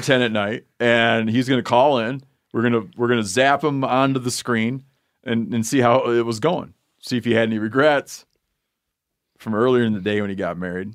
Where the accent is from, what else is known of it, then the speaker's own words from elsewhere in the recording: Twin Lake, Michigan, United States; moved away; I was from Twin Lake